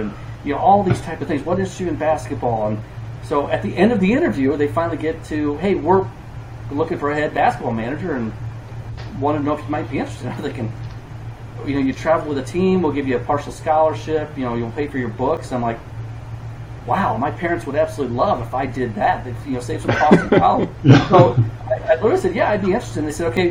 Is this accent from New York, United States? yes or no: no; Washington, Illinois, United States; I grew up in Washington, Illinois.